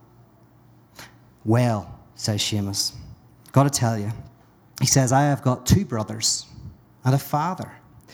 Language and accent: English; Northern Ireland, United Kingdom; I'm from Northern Ireland